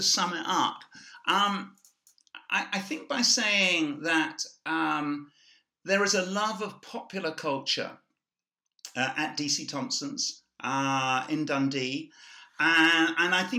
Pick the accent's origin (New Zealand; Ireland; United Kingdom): Ireland; I see myself as Irish